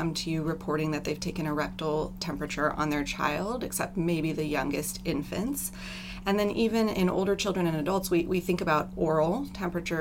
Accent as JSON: {"language": "English", "town": "Vallejo", "region": "California", "country": "United States", "tie": "born or raised there", "said": "I grew up in Northern California, actually in Vallejo, which is not too far from here."}